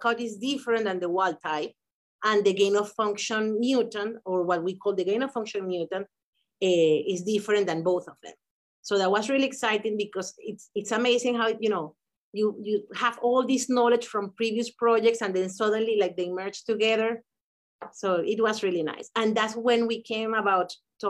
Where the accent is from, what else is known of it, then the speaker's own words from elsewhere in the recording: Venezuela; moved away as an adult; now in United States; we met back in college in Venezuela